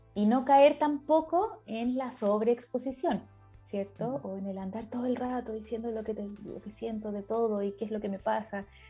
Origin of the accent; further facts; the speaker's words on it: Chile; soy chilena, ahora estoy conectada desde el sur de Chile